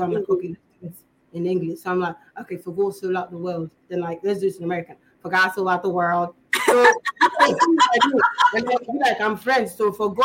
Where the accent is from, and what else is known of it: Ghana; also born or lived in England